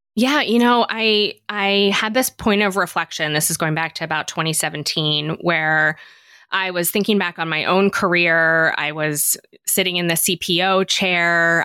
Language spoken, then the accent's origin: English; Philadelphia, Pennsylvania, United States; I'm from Philadelphia